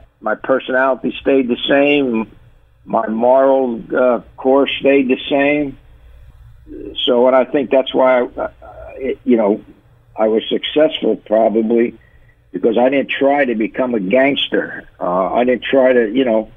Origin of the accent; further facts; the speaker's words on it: Paterson, New Jersey, United States; I grew up in Paterson, New Jersey.